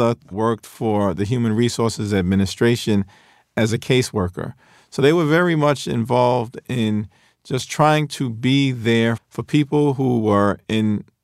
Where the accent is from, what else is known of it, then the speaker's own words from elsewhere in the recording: New York City, New York, United States; the working class neighborhoods that I were raised in Central Brooklyn, Crown Heights